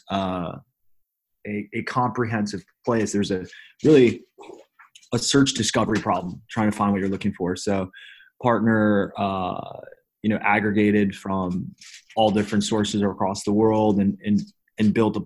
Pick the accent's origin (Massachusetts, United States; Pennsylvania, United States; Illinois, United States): Illinois, United States; Chicago; moved away as an adult; also born or lived in Seoul, South Korea; now in Berlin, Germany; Originally from Chicago. I guess originally I was born in Seoul. But adopted at 6 months old and got lucky to come to America in Chicago